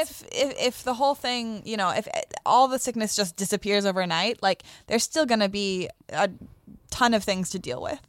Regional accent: Sedona, Arizona, United States; moved away as an adult; also born or lived in Tucson; now in Los Angeles, United States; I grew up in Sedona

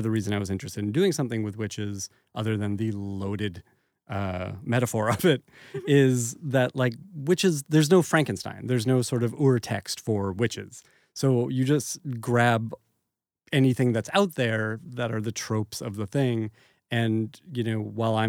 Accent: Newton, Massachusetts, United States; moved away; also born or lived in California; I'm from Boston

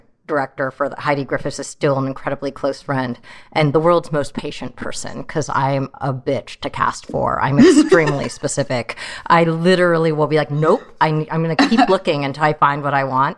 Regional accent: San Jose, California, United States; English is a second language; also born or lived in Troy, Michigan; growing up in San Jose

